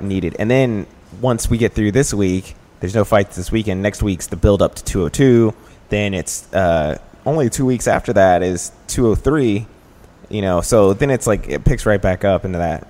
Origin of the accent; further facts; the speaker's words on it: Dallas, Texas, United States; now in Chicago, United States; I'm from Dallas